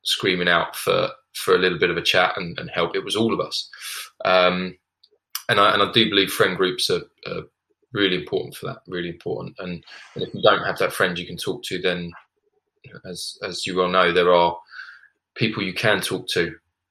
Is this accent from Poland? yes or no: no; United Kingdom; being a British male